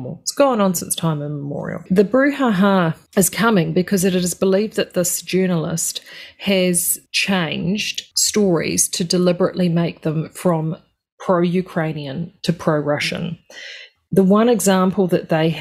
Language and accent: English; New Zealand; being Kiwi